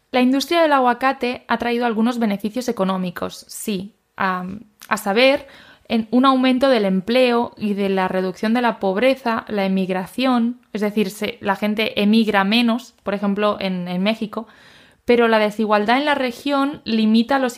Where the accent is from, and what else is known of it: Spain